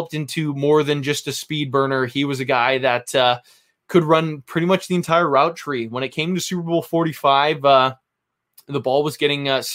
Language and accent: English; Vancouver, British Columbia, Canada; I am from Vancouver, Canada.